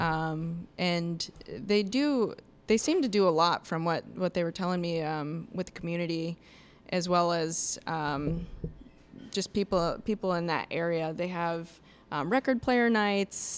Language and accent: English; Iowa, United States; moved away as an adult; now in Milwaukee, United States; I'm originally from Iowa